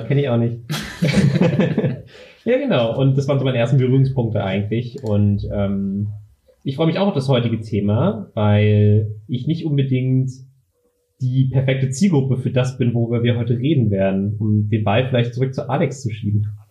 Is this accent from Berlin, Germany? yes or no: yes; Berlin, Germany; ich komme aus Berlin, bin 25 Jahre alt